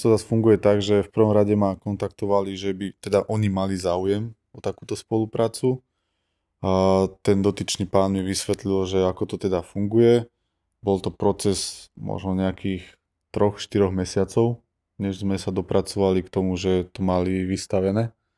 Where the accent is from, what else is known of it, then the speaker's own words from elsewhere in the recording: Bánovce nad Bebravou, Trenčín Region, Slovakia; pochádzam z Banoviec a fotím po celom Slovensku